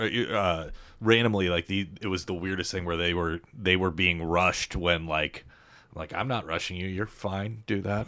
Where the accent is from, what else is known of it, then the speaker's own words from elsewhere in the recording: Lenexa, Kansas, United States; moved away as an adult; also born or lived in Chicago / Denver; we moved to that house in Lenexa before, right before kindergarten